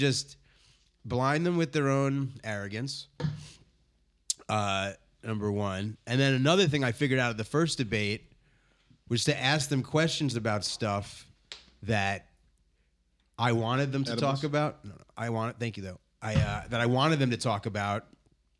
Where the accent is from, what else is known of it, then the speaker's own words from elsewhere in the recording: New Jersey, United States; moved away as an adult; also born or lived in New York / Ann Arbor, Michigan; now in Washington, D.C., United States; I'm from Jersey